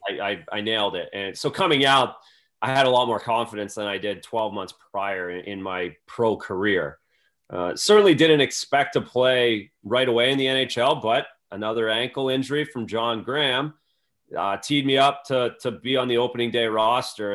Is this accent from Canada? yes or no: yes; Belleville, Ontario, Canada; moved away as an adult; now in Boston, United States; played tier two in Wellington, which is right across the bridge from, from my hometown